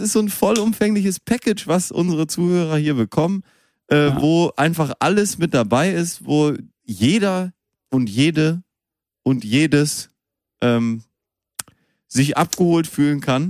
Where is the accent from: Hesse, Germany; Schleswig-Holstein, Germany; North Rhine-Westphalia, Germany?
North Rhine-Westphalia, Germany; Münster; moved away; Ich bin noch in Münster ja. geboren